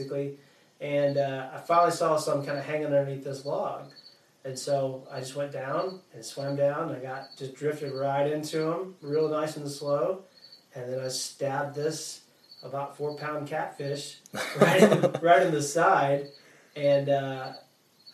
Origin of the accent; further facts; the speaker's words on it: Yazoo City, Mississippi, United States; moved away; I grew up near a lake called Wolf Lake in Yazoo City